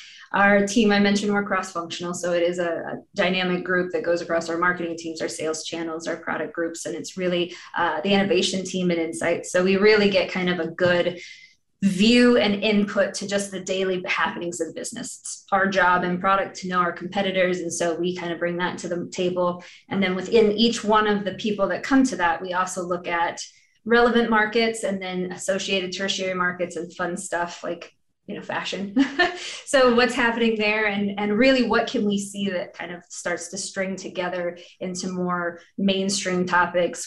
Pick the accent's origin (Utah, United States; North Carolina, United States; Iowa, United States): Iowa, United States; also born or lived in Texas / Washington State; I'm a Midwesterner, born and raised in Iowa